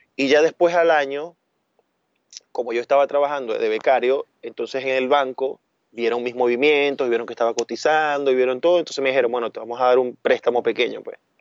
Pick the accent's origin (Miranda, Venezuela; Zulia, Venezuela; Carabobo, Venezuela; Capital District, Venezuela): Zulia, Venezuela; Maracaibo; now in Barcelona, Spain; De la República Independiente del Zulia, de Maracaibo.